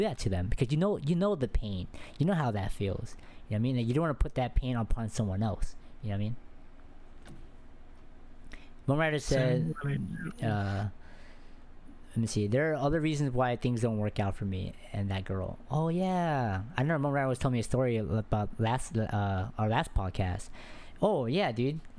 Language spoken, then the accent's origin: English; Texas, United States; where I'm at, I'm from Texas